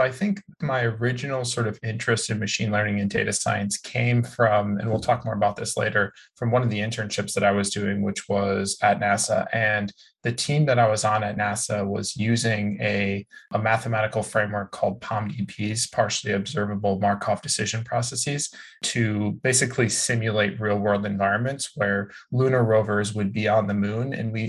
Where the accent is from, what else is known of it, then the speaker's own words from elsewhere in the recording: Chicago, Illinois, United States; moved away as an adult; now in California, United States; I moved to California from Chicago to go to community college actually.